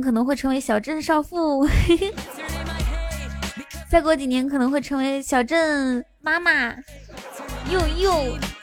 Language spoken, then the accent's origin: Chinese; Inner Mongolia, China; 我是内蒙古的